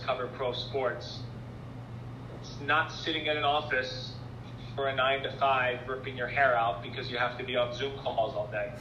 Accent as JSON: {"language": "English", "town": "Philadelphia", "region": "Pennsylvania", "country": "United States", "also_born_or_lived": "Wisconsin / Rhode Island", "moved": "as an adult", "said": "I'm from Philadelphia"}